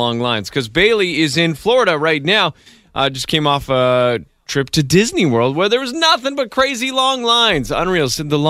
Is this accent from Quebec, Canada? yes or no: no; Ottawa, Ontario, Canada; I grew up in Ottawa